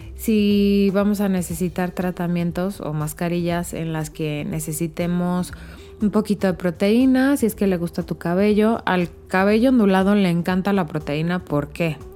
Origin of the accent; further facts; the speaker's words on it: Mexico; como decimos en México